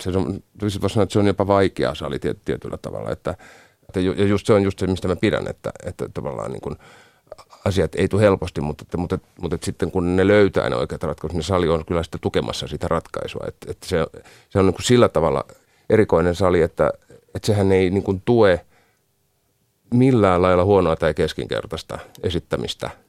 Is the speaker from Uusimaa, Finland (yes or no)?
no; Rauma, Satakunta, Finland; mä oon Raumalta kotoisin